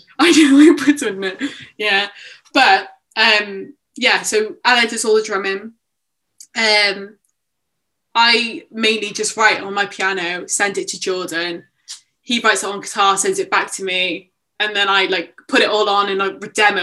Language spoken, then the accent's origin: English; Barry, Wales, United Kingdom; moved away as an adult; now in Cardiff, United Kingdom; I'm from Barry